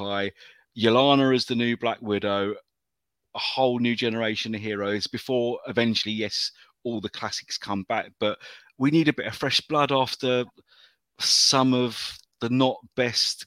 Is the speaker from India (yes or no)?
no; United Kingdom; I'm a Brit.